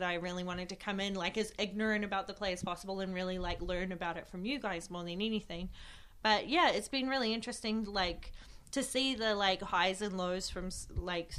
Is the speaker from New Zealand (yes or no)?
yes; New Zealand; moved away; I never back in my hometown, because I'm like originally from New Zealand